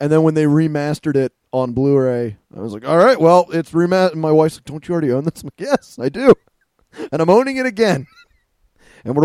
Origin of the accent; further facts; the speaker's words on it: Pennsylvania, United States